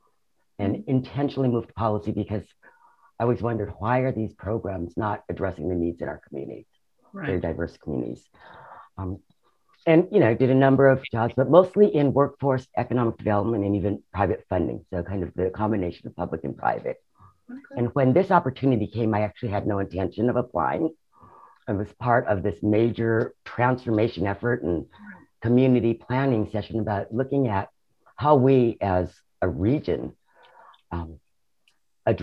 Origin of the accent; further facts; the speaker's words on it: Seattle, Washington, United States; I'm one of the original born and raised in Seattle folks